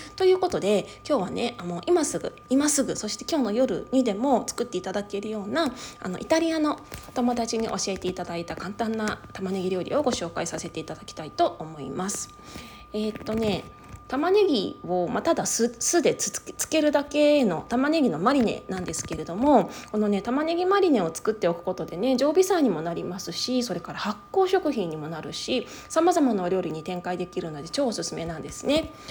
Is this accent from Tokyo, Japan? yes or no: yes; Higashimurayama, Tokyo, Japan; moved away as an adult; now in Okayama, Japan; 東京都出身なんですけれどもとはいえね私の実家の方はあの東京都東村山市という